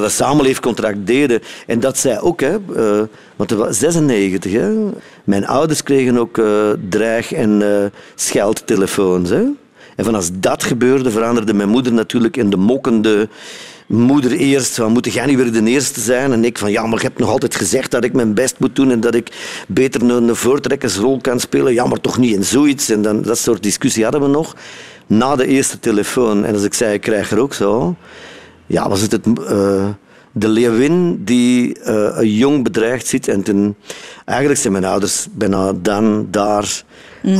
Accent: Sint-Niklaas, Flanders, Belgium; moved away as an adult; now in South Africa; Kleine stad, hè? Sint-Niklaas

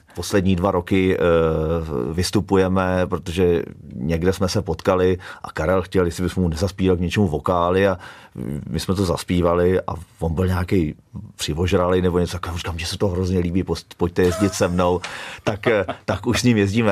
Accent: Kladno, Central Bohemian Region, Czechia; moved away as an adult; now in Kamenné Žehrovice, Czech Republic; já jsem vyrůstal eh, v Kladně Rozdělově, což je vlastně jakoby ta nejzápadnější část.

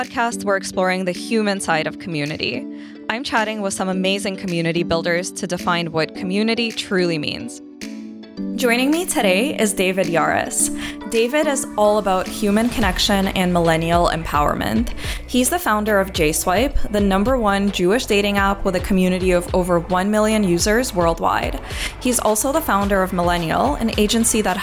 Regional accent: Ukraine; moved away; I grew up in Ukraine, where it was actually really anti-Semitic

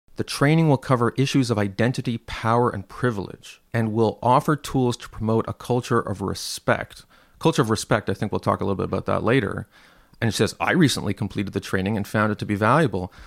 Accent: Canada; I'm from Canada

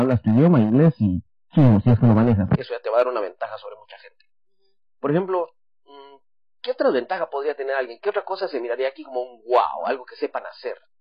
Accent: Guatemala; now in Taiwan; Yo soy de Guatemala.

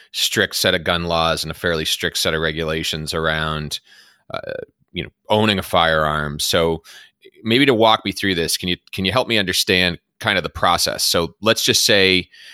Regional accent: Massachusetts, United States; my home state of Massachusetts

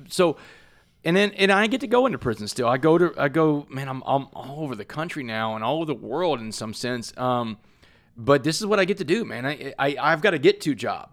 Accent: Port Arthur, Texas, United States; I grew up in Port Arthur, Texas

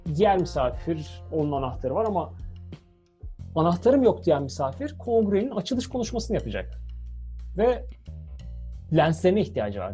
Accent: Turkey; Nerelisin o zaman dedi işte. Türk dedim

